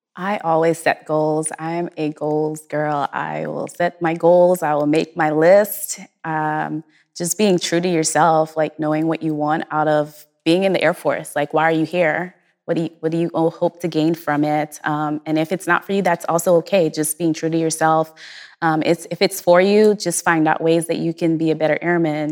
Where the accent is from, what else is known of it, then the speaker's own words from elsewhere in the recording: Guyana; moved away; I'm originally from Guyana, South America